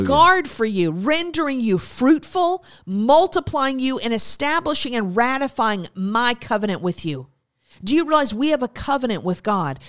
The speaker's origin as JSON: {"language": "English", "country": "United States", "said": "As Americans"}